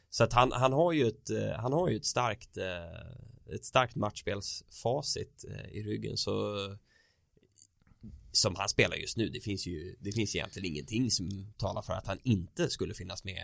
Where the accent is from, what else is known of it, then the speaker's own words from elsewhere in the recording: Sweden; Inte bara för att vi är svenskar.